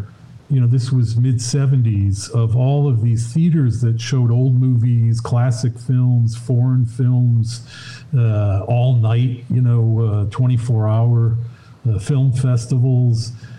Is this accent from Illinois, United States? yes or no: yes; Chicago, Illinois, United States; Yeah, I was a guy who was going down to the Parkway Cinema, the Grindhouse.